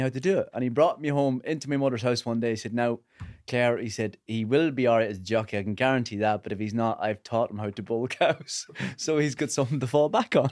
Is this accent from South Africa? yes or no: no; Northern Ireland, United Kingdom